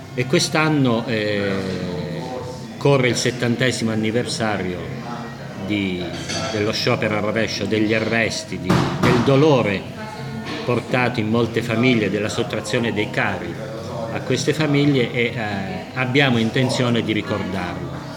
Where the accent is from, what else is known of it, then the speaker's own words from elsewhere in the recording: Pescara, Abruzzo, Italy; now in Loreto Aprutino, Italy; sono nato a Loreto a Prutino, ma a dieci mesi mio padre aveva uno studio professionale a Pescara, ci siamo trasferiti e mi considero pescarese a tutti gli effetti, perché la mia vita si è svolta a Pescara